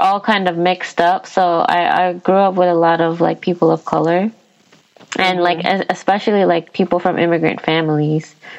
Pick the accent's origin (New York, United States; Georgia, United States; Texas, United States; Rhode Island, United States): New York, United States; New York City; we're both from Queens.